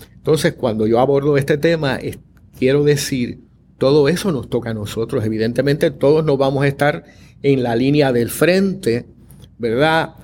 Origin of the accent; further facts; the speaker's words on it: Puerto Rico; somos puertorriqueños, caribeños, latinoamericanos, occidentales